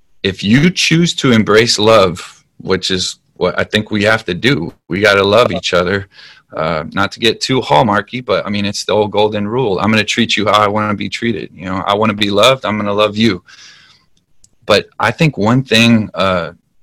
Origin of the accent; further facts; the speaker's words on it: United States; I love being an American. I love being from here